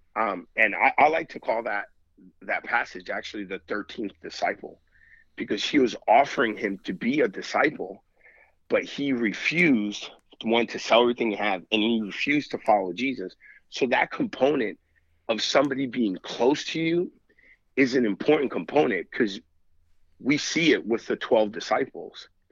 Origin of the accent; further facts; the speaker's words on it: New York, United States; now in Missouri, United States; I'm from New York.